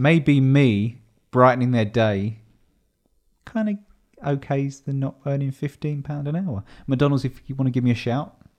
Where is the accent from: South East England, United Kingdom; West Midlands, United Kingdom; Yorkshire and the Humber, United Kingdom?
South East England, United Kingdom; Dartford; I'm from Dartford.